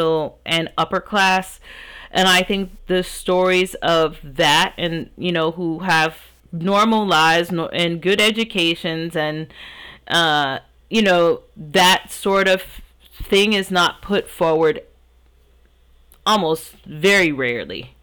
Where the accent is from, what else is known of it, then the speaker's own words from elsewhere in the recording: United States; as an African American, I grew up in America